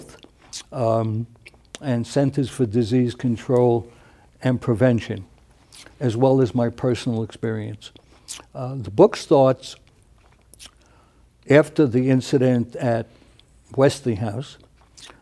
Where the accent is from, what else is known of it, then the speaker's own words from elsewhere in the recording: New York City, New York, United States; moved away as an adult; now in Albuquerque, United States; I was raised in New York City and spent all my professional life working in New York City high schools